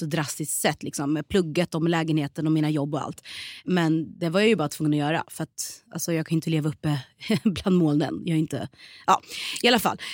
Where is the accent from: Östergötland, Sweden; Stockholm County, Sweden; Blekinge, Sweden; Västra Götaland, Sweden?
Östergötland, Sweden; Norrköping; moved away as an adult; also born or lived in Malmö; Född och mm. uppväxt i Norrköping, växte upp i Hageby och Navestad